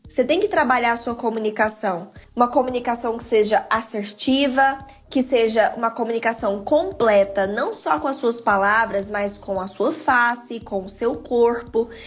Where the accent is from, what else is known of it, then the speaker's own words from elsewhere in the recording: Goiás, Brazil; Aqui na minha casa, eu uso, né, gírias aqui do Goiás, aqui da minha terrinha